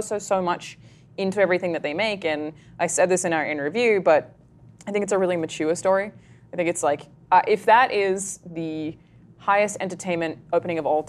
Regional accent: Australia; I'm Australian

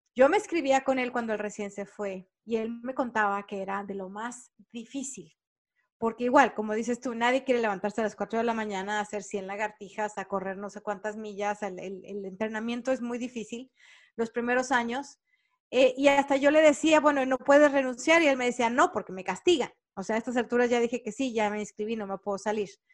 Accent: Mexico; now in United States; Para nosotros los latinos, sobre todo los mexicanos

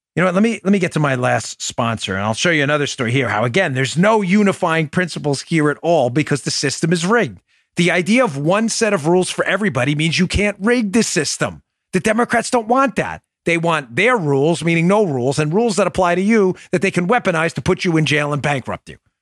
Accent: New York City, New York, United States; growing up in Glendale, Queens

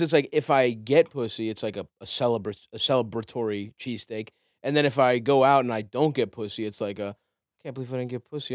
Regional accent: Baltimore, Maryland, United States; I grew up in Baltimore.

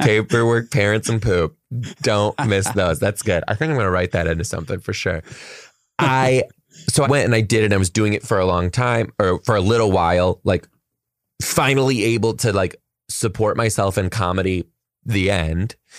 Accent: Detroit, Michigan, United States; now in Seattle, United States; I'm from Detroit

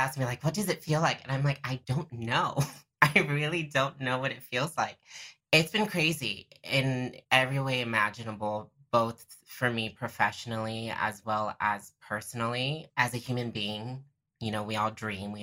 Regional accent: Tampa, Florida, United States; growing up in Tampa, Florida

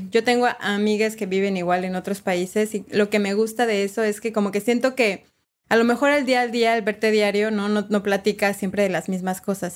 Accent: Mexico; moved away as an adult; now in Uruguay; como mexicanos, mexicanas y mexicanes

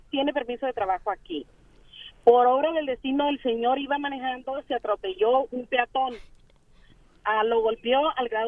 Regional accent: Phoenix, Arizona, United States; aquí nosotros somos de aquí de Phoenix, Arizona, y aquí ya la verdad todo ya es negocio.

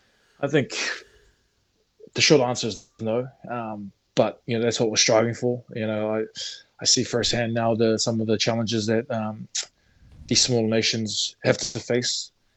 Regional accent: New Zealand; growing up in New Zealand, you know, we grew up with the Māori culture

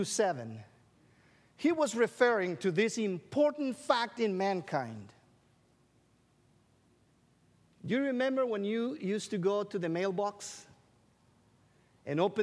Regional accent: Guatemala; English is a second language; moved away as an adult; also born or lived in Illinois; I grew up in Guatemala.

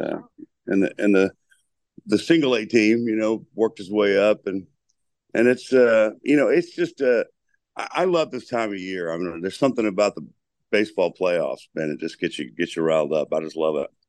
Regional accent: Lynchburg, Virginia, United States; moved away; I'm from the Berg

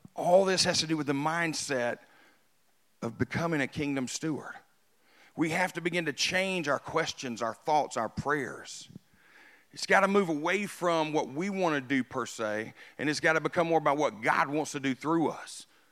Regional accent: United States; I was born in America. I, I'm super, super pumped that I got to grow up in America.

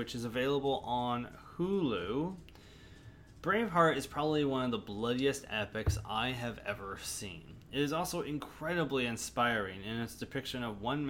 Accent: United States; as an American

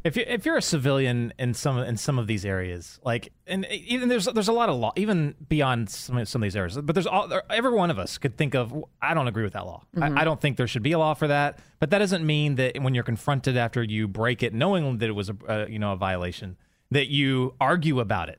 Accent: Texas, United States; moved away as an adult; also born or lived in Los Angeles, California; I'm you know from Texas, but then when I was in the military, I met my wife in California, and we lived in L.A. for oh man, like 20 years

